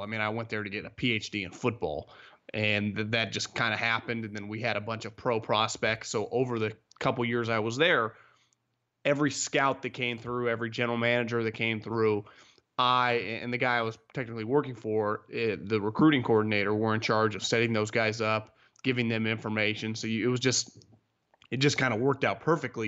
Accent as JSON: {"language": "English", "town": "Davis", "region": "California", "country": "United States", "said": "I'm from Davis, right up the road here from the Bay Area"}